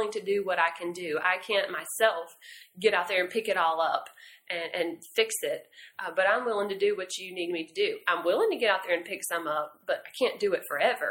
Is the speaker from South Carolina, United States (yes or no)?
yes; Anderson, South Carolina, United States; I'm also born and raised in Anderson